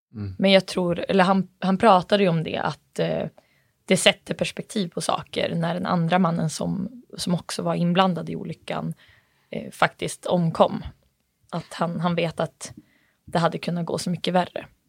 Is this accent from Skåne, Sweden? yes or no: no; Bureå, Västerbotten County, Sweden; även jag kommer från Bureå, eller är uppvuxen i Bureå